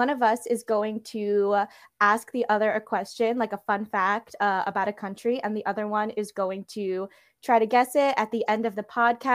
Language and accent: English; New York City, New York, United States; I was also born and raised in New York, Queens